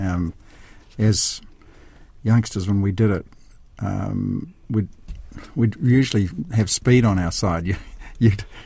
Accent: Taihape, Manawatū-Whanganui, New Zealand; I grew up in Taihape

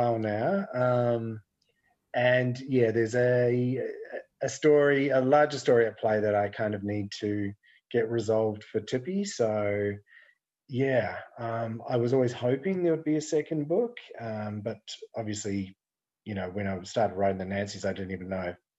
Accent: New Zealand; moved away as an adult; I grew up in New Zealand in the 70s and 80s

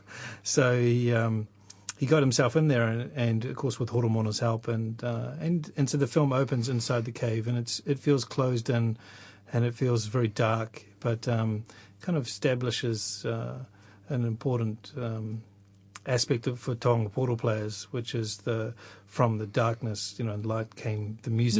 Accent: Tokoroa, Waikato, New Zealand; also born or lived in Rotorua / Whakatane; I was born in Rotorua and uh, and lived there for a few years before moving to Whakatane and eventually to Tokoroa, where I did most of my growing up.

